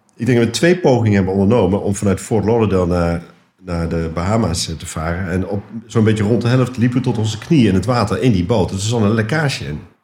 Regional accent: Netherlands; also born or lived in Nijmegen / Den Bosch / Amsterdam / Bussum; ik ben Nederlander

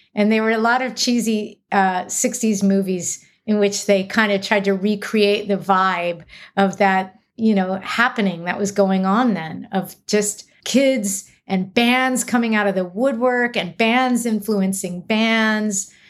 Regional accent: Los Angeles, California, United States; I grew up near Santa Monica, so technically in an L A zip code

